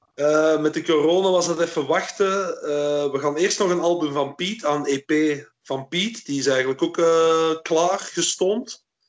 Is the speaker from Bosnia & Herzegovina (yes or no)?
no; Flanders, Belgium; also born or lived in Antwerp; toen ik opgroeide was, was België nog een belastingparadijs voor Hollanders. Dus eh, hier in Torp, vlak over de grens